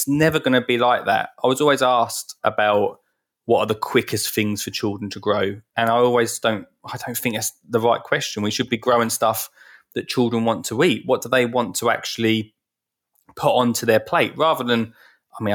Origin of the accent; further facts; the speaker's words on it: Essex, East of England, United Kingdom; I'm from Essex